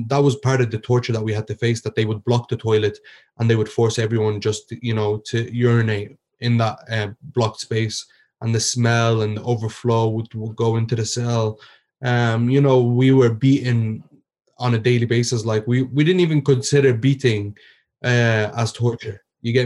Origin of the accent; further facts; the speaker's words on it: Ireland; also born or lived in Egypt; I was born and raised in Ireland